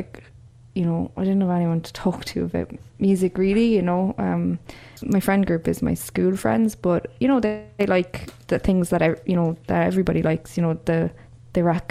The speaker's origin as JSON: {"language": "English", "town": "Cork", "region": "Munster", "country": "Ireland", "tie": "born or raised there", "moved": "yes", "said": "I grew up in Cork and I went to UCC, and my parents are from Cork"}